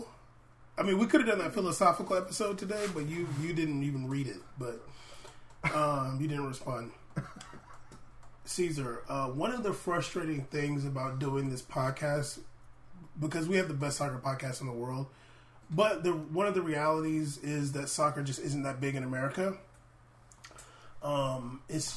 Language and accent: English; Southern California, United States; we're from Southern California